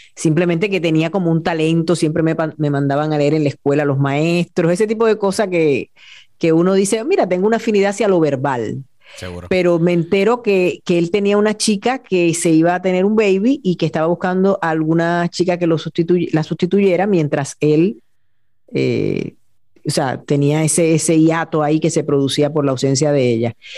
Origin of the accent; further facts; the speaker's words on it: Añasco, Puerto Rico; also born or lived in Mayagüez / San Juan; yo nací en Mayagüez, pero siempre tengo que aclarar que soy de Añasco